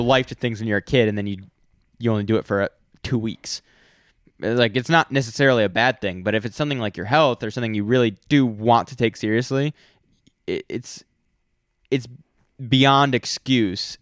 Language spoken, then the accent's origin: English; United States; I'm an American